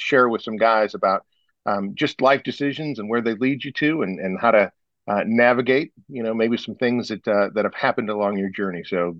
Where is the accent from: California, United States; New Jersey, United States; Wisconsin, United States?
Wisconsin, United States; now in Dallas, United States; I'm from Wisconsin. Where we had cold weather for months and months and months and months, but we didn't have ice.